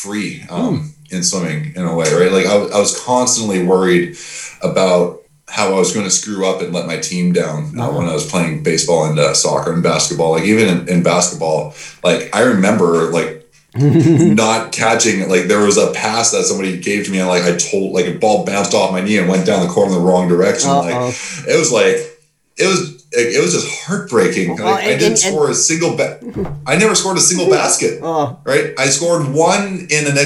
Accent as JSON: {"language": "English", "town": "Mission", "region": "British Columbia", "country": "Canada", "tie": "born or raised there", "said": "the same place that I'm coming from"}